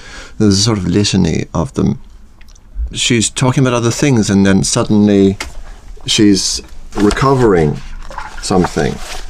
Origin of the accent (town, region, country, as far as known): Ireland